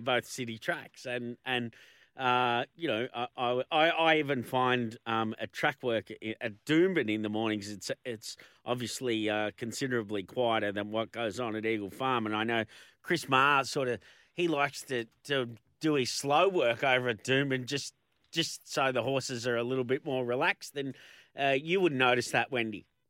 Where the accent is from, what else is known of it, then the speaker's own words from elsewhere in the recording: Melbourne, Victoria, Australia; we're both from from Melbourne